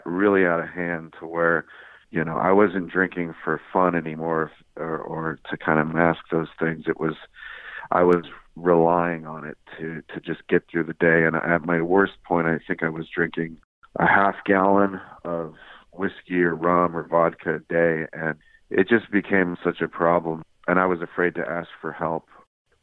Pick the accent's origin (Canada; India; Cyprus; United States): United States; Inland Empire, California; also born or lived in Orange, California; Then we moved to the Inland Empire, which, you know, I wasn't too fond of, but I went to high school there